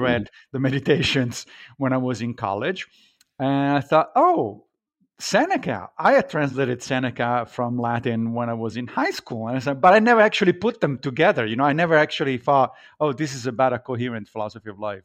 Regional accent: Rome, Lazio, Italy; moved away as an adult; now in Brooklyn, New York, United States; I grew up in Italy, in Rome

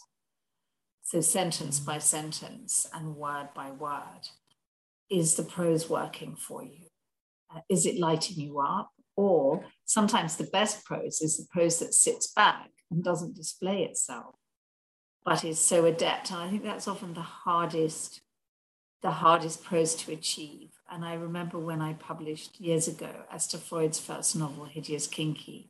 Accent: London, United Kingdom; I grew up around here in Chelsea

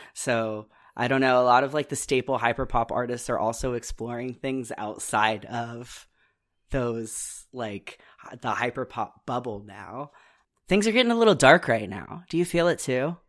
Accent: Midwest, United States; I'm also from the Midwest

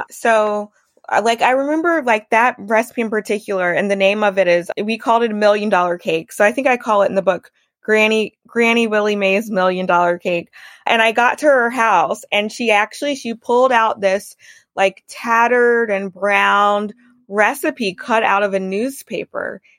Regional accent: Baton Rouge, Louisiana, United States; I was born and raised in Baton Rouge

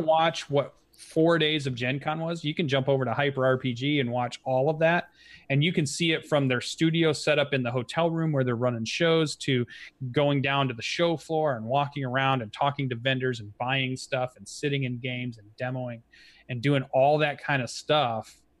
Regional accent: Kalamazoo, Michigan, United States; from my hometown

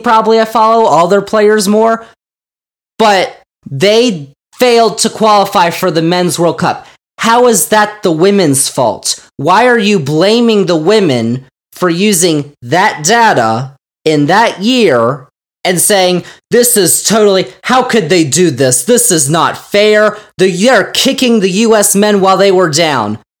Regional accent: United States; we as Americans

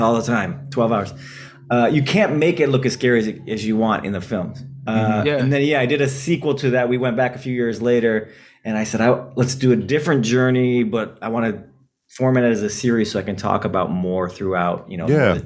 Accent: Detroit, Michigan, United States; I'm from Detroit, Michigan

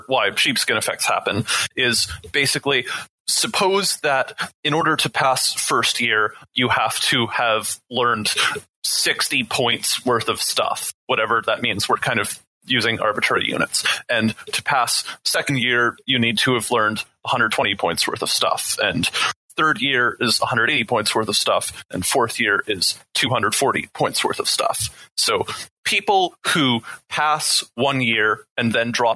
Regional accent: Canada; I'm Canadian

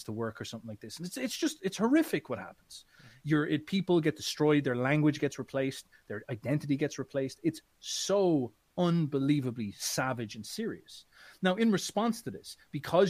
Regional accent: Midlands, Ireland; I'm from Ireland

